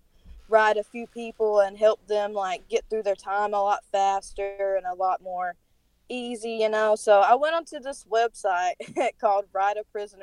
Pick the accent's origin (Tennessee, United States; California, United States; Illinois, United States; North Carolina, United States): North Carolina, United States; accent: thick; Sorry for my accent, by the way. I'm from North Carolina, so it's, like, really thick